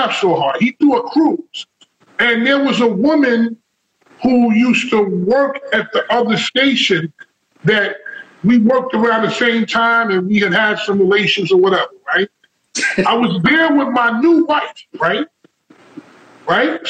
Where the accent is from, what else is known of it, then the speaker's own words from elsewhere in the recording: New York, United States; now in New Jersey, United States; I'm from New York. I'm from Harlem